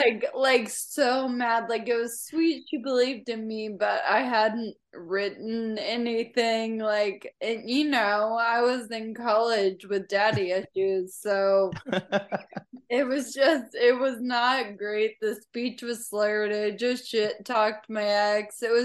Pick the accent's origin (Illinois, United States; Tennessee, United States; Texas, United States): Tennessee, United States; Franklin; now in Nashville, United States